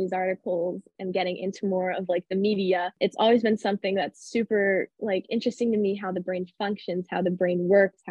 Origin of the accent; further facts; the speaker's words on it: Easton, United States; I'm from the area. I am from Easton, which is about 25, 30 minutes from campus